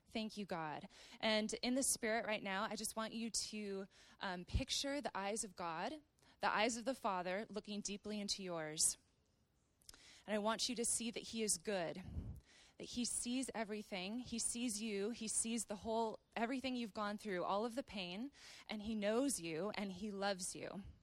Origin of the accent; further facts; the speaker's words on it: Wisconsin and Minnesota, Midwest, United States; moved away as an adult; now in Redding, United States; I grew up in Wisconsin and Minnesota